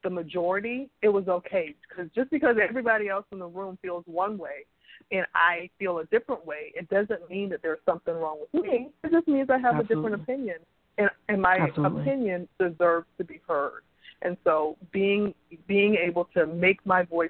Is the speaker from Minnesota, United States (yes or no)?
no; Charleston, South Carolina, United States; I'm a Southern girl. I grew up in Charleston, South Carolina